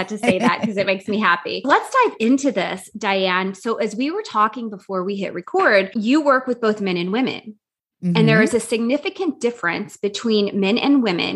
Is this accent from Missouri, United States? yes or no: yes; St. Louis, Missouri, United States; I grew up in the St. Louis area, so I'm a big Cardinals fan